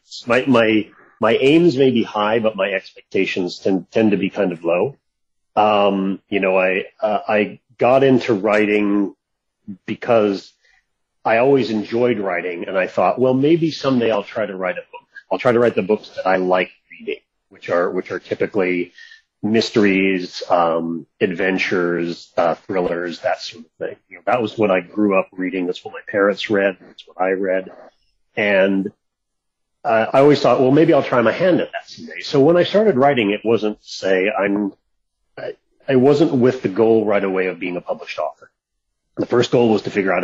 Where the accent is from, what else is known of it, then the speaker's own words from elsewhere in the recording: Seattle, Washington, United States; moved away; also born or lived in California; moved back to Seattle